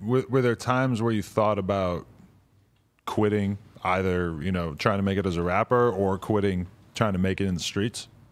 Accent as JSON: {"language": "English", "region": "New Hampshire", "country": "United States"}